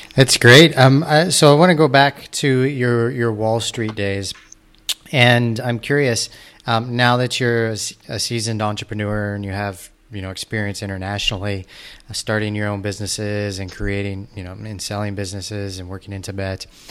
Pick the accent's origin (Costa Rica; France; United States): United States; moved away; also born or lived in Osceola, Iowa; I grew up outside of Kansas City